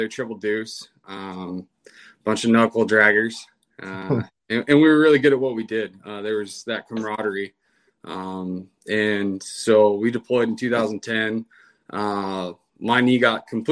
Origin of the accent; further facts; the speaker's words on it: Washington, United States; moved away as an adult; I'm from Washington State